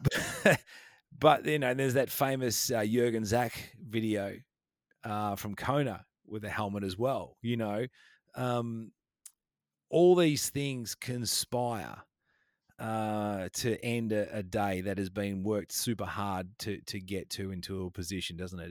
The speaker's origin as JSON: {"language": "English", "town": "Geelong", "region": "Victoria", "country": "Australia", "tie": "born or raised there", "said": "my hometown almost down in Geelong. So I'm a little bit out of Geelong where I where I live on the west coast here in Victoria"}